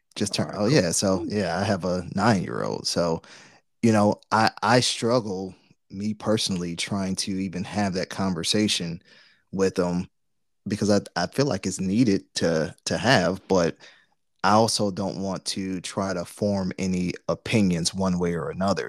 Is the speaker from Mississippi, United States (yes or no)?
no; Detroit, Michigan, United States; we're from Detroit